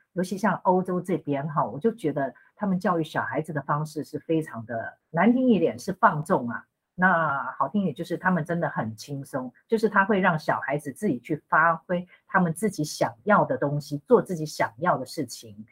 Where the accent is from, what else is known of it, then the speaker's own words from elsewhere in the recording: Taipei, Taiwan; moved away as an adult; now in Rome, Italy; 我在台北市出生，我是意大利的会计师，还有兼侨务顾问